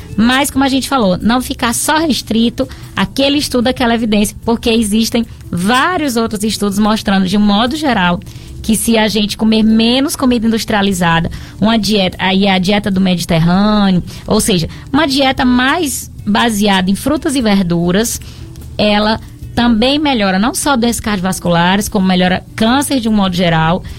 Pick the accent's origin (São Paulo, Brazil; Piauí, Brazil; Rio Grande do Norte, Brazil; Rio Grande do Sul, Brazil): Piauí, Brazil; now in Barbalha, Brazil; Sou piauiense de nascimento, mas tenho o título de cidadão barbalhense